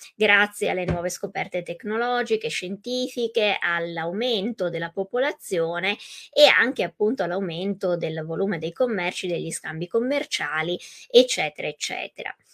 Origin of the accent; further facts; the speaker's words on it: Italy; per noi italiani, italofoni